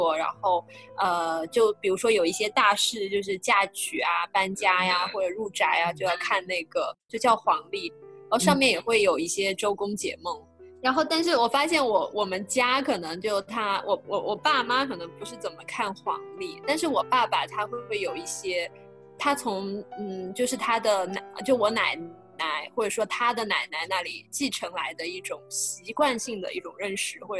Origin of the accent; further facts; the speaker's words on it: China; 我觉得反映了我们我们中国人或者说华人是非常的关心梦的